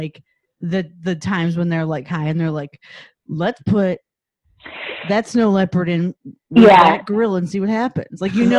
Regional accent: Midwest, United States; we're from the Midwest

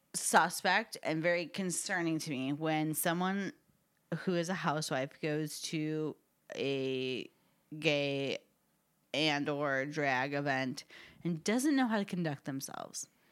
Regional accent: Chicago, Illinois, United States; I grew up in Chica-, Chicago area

